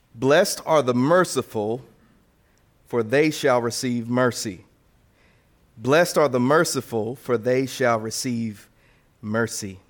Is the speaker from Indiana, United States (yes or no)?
yes; Indiana, United States; moved away; I turned ten years old, and I'm from Indiana